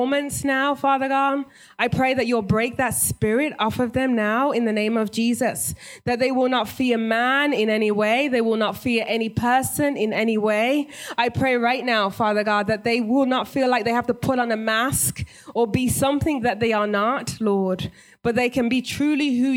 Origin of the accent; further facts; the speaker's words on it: England, United Kingdom; moved away as an adult; now in United States; I'm originally British, born and raised